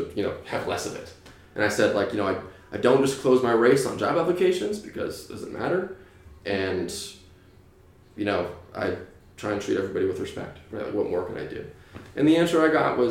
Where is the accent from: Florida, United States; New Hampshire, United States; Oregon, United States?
New Hampshire, United States; now in California, United States; I grew up in New Hampshire with no TV, some gay neighbors.